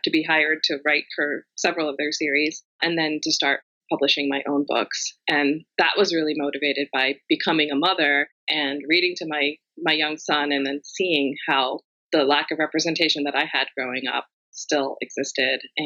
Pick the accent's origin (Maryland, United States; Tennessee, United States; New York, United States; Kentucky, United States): Maryland, United States; Rockville; I am in my hometown of Rockville, Maryland, just outside of Washington, D.C., which is where I've grown up and spent all of my life